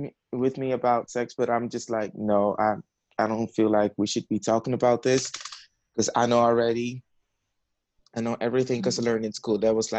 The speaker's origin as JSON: {"language": "English", "town": "The Hague", "region": "South Holland", "country": "Netherlands", "said": "I'm 22 years old. I'm from The Hague."}